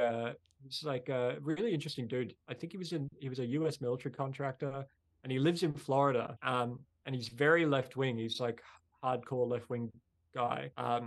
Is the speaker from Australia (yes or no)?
yes; Australia